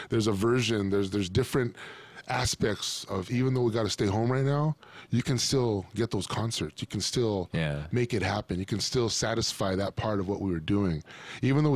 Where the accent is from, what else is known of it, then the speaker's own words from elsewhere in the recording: Pico Rivera, California, United States; Southern California, you know, growing up in the San Gabriel Valley, you know what I mean? Like, all that stuff, Pico Rivera